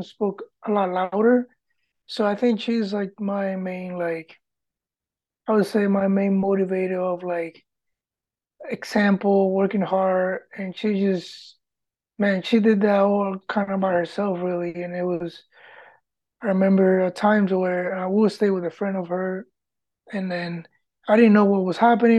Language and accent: English; Puerto Rico; English is a second language; moved away; also born or lived in Michigan / Pennsylvania; Grew up in Puerto Rico